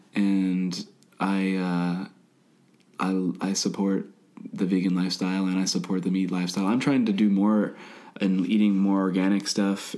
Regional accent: Midwest, United States; I grew up in the Midwest

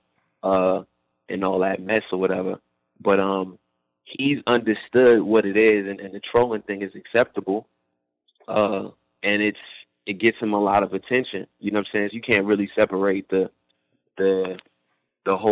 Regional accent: New Jersey, United States; also born or lived in Brooklyn, New York; I was born in Brooklyn, raised in Jersey.

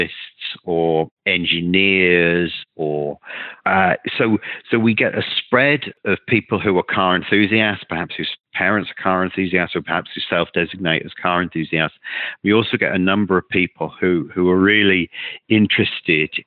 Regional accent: United Kingdom; I'm British

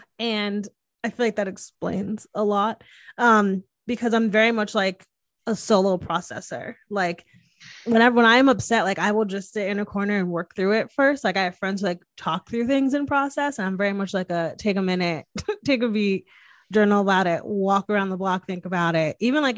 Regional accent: Northeast, United States; I'm from the Northeast. I talk with my hands, obviously.

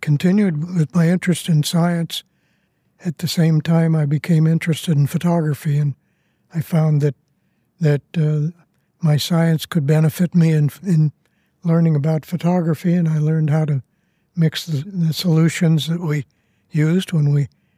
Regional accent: Denver, Colorado, United States; I was born in a hospital that is no more called St. Luke's

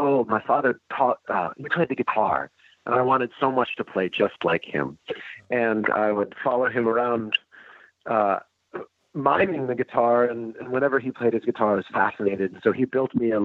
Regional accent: Larchmont, New York, United States; I grew up outside of New York City in a town called Larchmont.

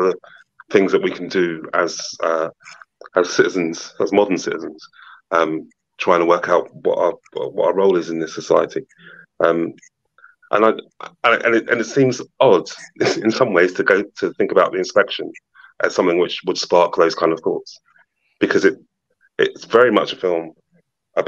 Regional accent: London, United Kingdom; as a Londoner

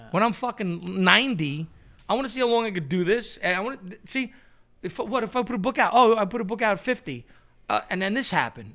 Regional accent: New York City, New York, United States; where I grew up in Queens

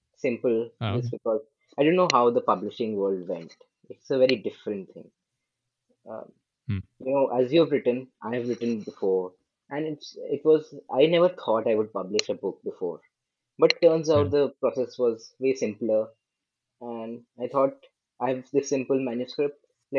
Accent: India; English is a second language; I'm …. I'm from India, and I'm an entrepreneur, you could say.

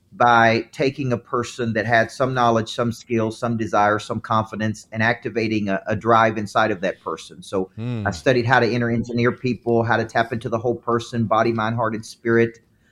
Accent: the South, United States; accent: southern; It's my southern accent.

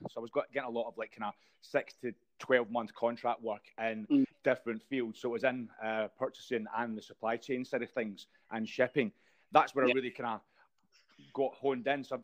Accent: Scotland, United Kingdom; I'm Scottish

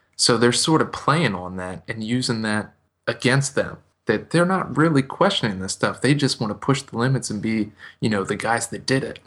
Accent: United States; me as an American

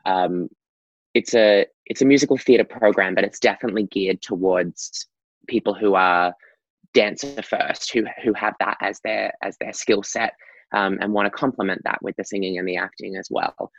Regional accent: Gold Coast, Queensland, Australia; I'm Australian. I am from a beautiful beach town in Australia called the Gold Coast. That's where I sort of got my kickstart to dancing

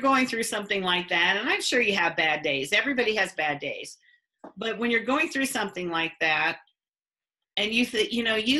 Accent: north of Quincy, Illinois, United States; I grew up north of Quincy, Illinois.

